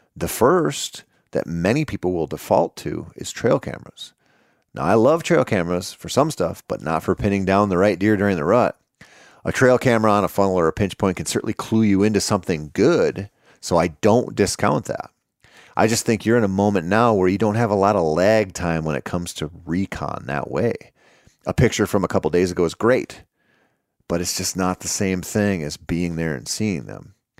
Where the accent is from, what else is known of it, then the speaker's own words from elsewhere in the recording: Minnesota, United States; in my home state of Minnesota